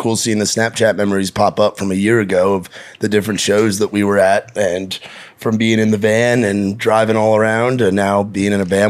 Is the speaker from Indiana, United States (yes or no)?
no; New York, United States; I'm from New York, though.